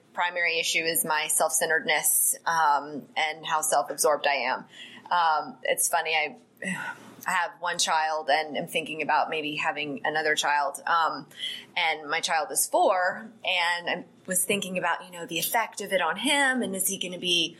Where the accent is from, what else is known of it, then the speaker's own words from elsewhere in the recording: Atlanta, Georgia, United States; I am a native Atlantan. I grew up in Gwinnett County